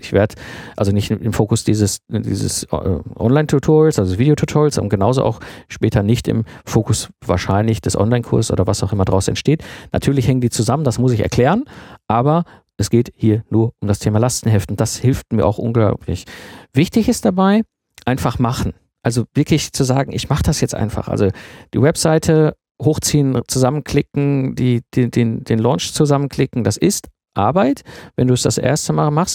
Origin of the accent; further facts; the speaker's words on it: Ruhr area, North Rhine-Westphalia, Germany; ich komme aus dem Ruhrpott